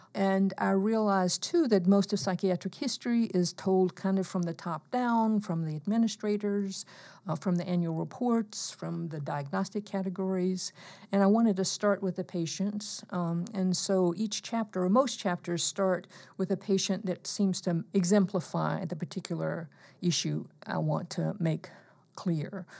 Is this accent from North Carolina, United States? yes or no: no; eastern Alabama, United States; I grew up in Alabama, very close to McCullers, 'cause I was in the uh, eastern part of the state